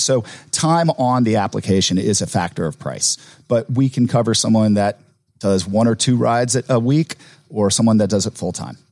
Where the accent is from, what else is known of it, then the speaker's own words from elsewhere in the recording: Atlanta, Georgia, United States; growing up in Atlanta is this is uh, my home